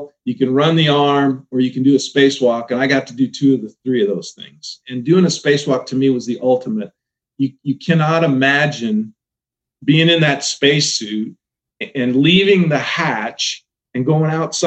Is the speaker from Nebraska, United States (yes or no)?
yes; Omaha, Nebraska, United States; I'm from the Omaha area